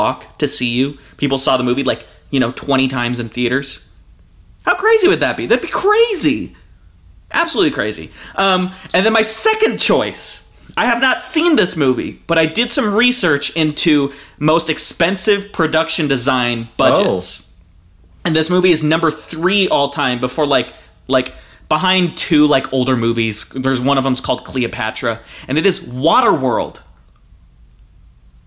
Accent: Hawaii, United States; I'm Hawaiian

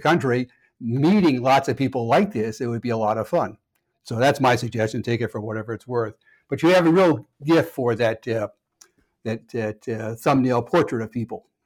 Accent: Connecticut, United States; moved away; also born or lived in Minnesota; I grew up in Connecticut

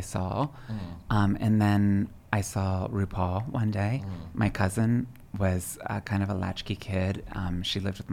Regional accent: Pennsylvania, United States; moved away; also born or lived in New York; grew up in a tiny little village in southern central Pennsylvania

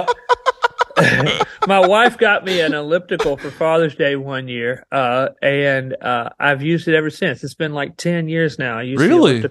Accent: Alabama, United States; I'm from Alabama

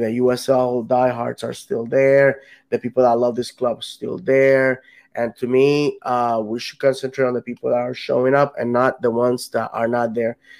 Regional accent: Puerto Rico; now in Orlando, United States; if if I ever went back, moved back to Puerto Rico, I wouldn't even consider moving to any anywhere else other than where I'm from.

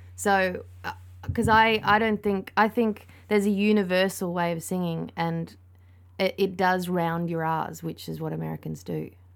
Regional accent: Australia; I'm Australian

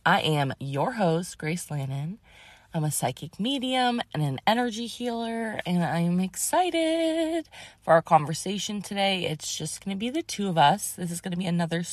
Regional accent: Massachusetts, United States; moved away; I grew up in Massachusetts

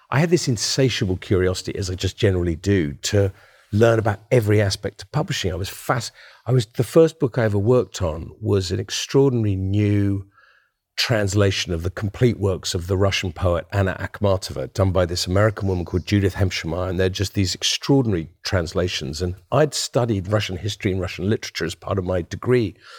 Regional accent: Winchester, South East England, United Kingdom; the house I grew up in outside of Winchester

